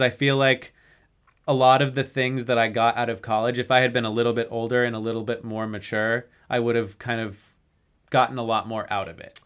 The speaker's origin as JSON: {"language": "English", "town": "Denver", "region": "Colorado", "country": "United States", "tie": "born or raised there", "said": "growing up in Denver"}